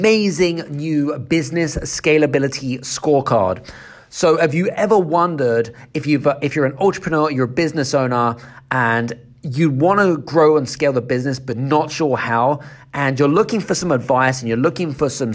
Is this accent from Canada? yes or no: no; United Kingdom; I'm obviously coming from the UK as well